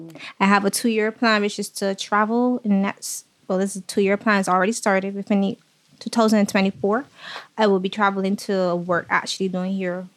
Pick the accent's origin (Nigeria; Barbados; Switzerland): Barbados; Saint Philip; I grew up right here in St. Philip, which is also called Sanibeville. I grew up with my mom and my two sisters.